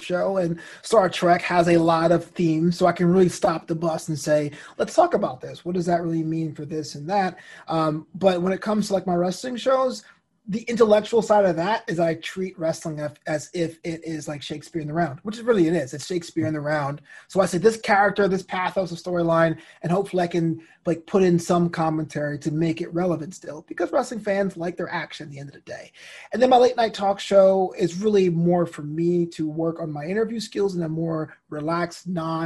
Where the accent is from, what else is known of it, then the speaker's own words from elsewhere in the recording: New York City, New York, United States; also born or lived in Brooklyn; My parents are from Barbados. They came in the 70s to New York City. So like I'm New York, I'm, you know, classic New York